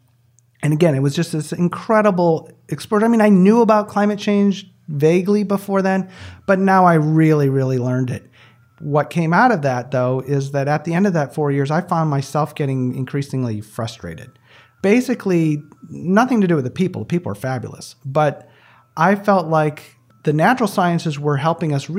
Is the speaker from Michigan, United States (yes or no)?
yes; just south of East Lansing, Michigan, United States; I grew up right in the middle of my palm, just south of East Lansing, Michigan. I grew up on a 79-acre farm